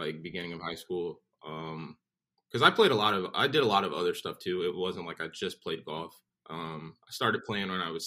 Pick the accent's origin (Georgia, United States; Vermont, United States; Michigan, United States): Michigan, United States; Southfield; moved away as an adult; also born or lived in North Carolina; now in Florida, United States; I'm originally from Southfield, Michigan. I grew up a couple miles north of 8